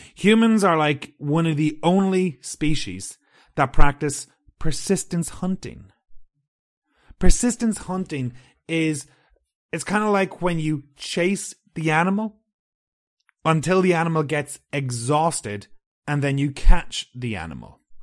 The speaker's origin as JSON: {"language": "English", "country": "Ireland", "said": "I'm from Ireland"}